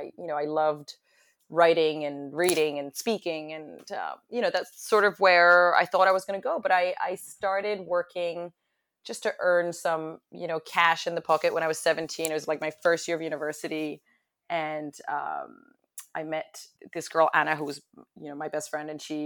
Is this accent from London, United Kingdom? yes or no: yes; London, United Kingdom; also born or lived in Paris, France; I am originally from France. As American as I sound, I am French, completely French. I was born in Paris, moved to London at a young age and did tons of traveling.